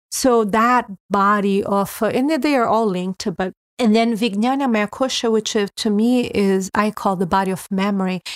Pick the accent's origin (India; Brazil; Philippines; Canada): Brazil; moved away as an adult; being born in Brazil